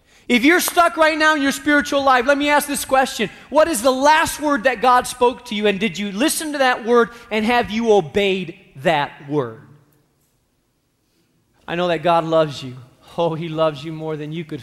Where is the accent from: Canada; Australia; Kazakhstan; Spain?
Spain; now in Chicago, United States; I grew up in Spain.